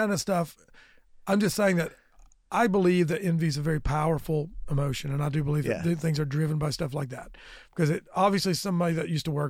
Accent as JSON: {"language": "English", "town": "Lenoir City", "region": "Tennessee", "country": "United States", "tie": "born or raised there", "said": "Before there was a McDonald's, when there was no money there at all, we went to high school in Lenore City."}